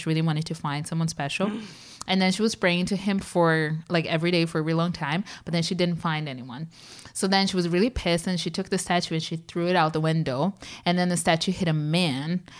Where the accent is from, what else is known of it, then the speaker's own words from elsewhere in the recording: São Paulo, Brazil; growing up in Sao Paulo